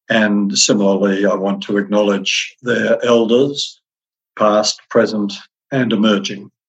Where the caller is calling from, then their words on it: Canberra, Australian Capital Territory, Australia; I'm speaking from Ngunnawal country uh, in Canberra. We, we, we now call it Canberra.